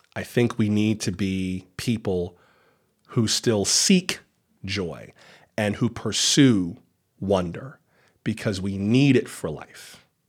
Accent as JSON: {"language": "English", "region": "Florida", "country": "United States", "tie": "born or raised there", "said": "I am from Florida, born and raised"}